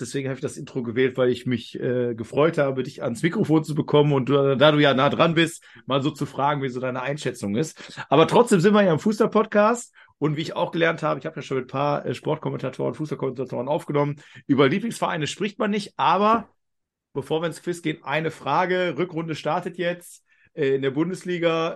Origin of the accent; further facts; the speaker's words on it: near the Ruhr, North Rhine-Westphalia, Germany; ich komme ja aus dem Ruhrgebiet oder Nähe vom Ruhrgebiet, Niederrhein